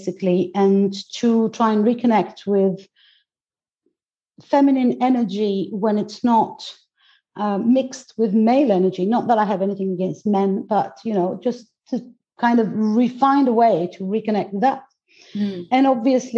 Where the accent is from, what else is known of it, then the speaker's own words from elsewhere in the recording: Greece; English is a second language; I was born into it because I'm Greek. Mm-hmm. So I was born in Greece